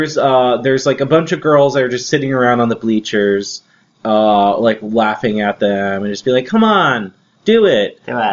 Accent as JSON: {"language": "English", "region": "New Jersey", "country": "United States", "said": "I am partially Italian-American. I'm from New Jersey. And I kind of was a little bit raised around people who remind me exactly of this, of those people without being in the mafia."}